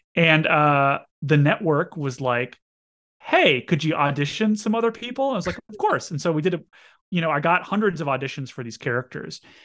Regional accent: Fargo, North Dakota, United States; moved away; my friend Alex Horab, who I grew up with in Fargo

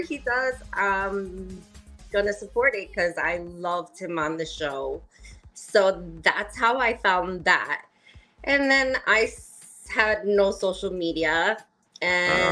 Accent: United States; I grew up right outside of New York

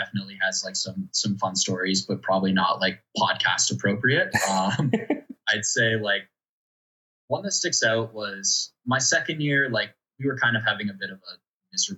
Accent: London, Ontario, Canada; I'm from London

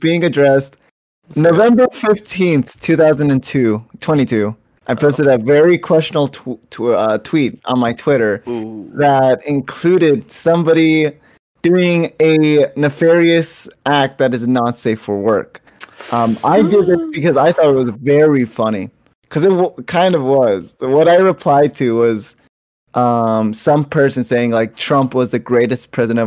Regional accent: Florida, United States; now in Atlanta, United States; I was born in Florida.

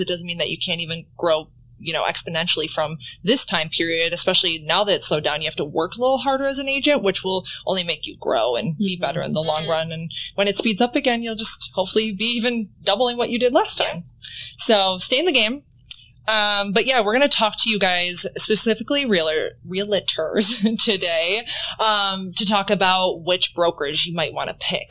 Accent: Wisconsin, United States; moved away; I'm from Wisconsin

